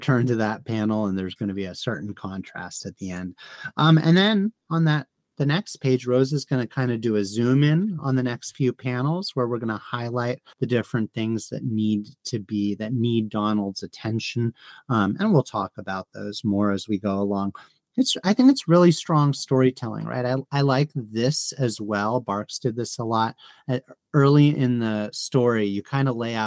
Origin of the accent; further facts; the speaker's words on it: United States; as an American